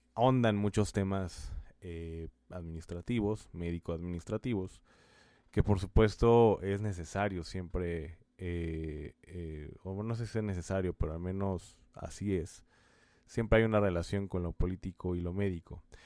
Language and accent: Spanish; Mexico; países como el nuestro en México